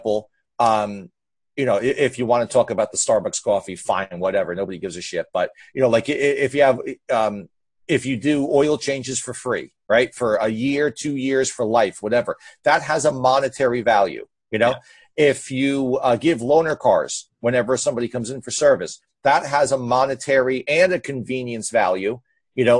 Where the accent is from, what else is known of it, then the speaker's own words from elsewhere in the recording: New Jersey, United States; I'm from Jersey